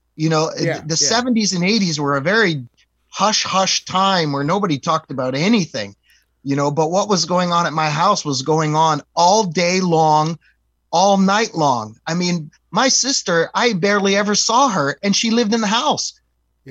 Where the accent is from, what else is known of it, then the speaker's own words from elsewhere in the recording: East Coast, United States; we're from the East Coast